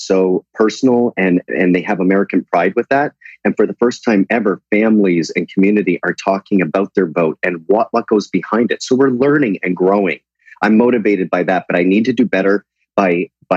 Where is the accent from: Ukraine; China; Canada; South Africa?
Canada; moved away as an adult; now in United States; I am dual. Canada recognized that.